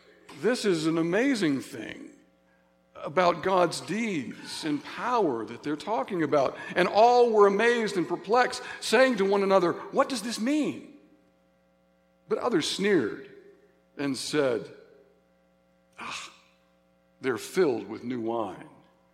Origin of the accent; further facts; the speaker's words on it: Signal Mountain, Tennessee, United States; those of us that grew up in church. At least in my hometown, Signal Mountain, Tennessee